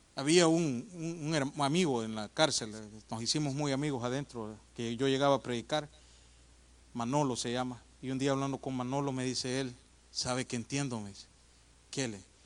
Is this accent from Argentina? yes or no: no; El Salvador; moved away; Eso en mi país no se ve, yo soy del Salvador, hermano, aunque me veo gringo, pero soy de allá